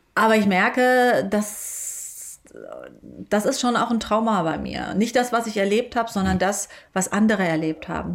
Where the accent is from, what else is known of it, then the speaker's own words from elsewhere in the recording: Germany; ich komme aus Deutschland